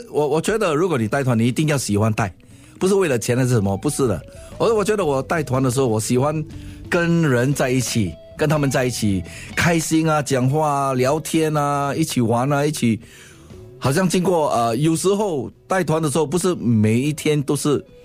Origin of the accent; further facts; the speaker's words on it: Singapore; 我新加坡人啊